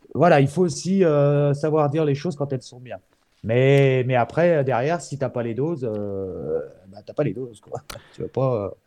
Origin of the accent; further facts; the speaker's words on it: France; je suis français, je parle de mon pays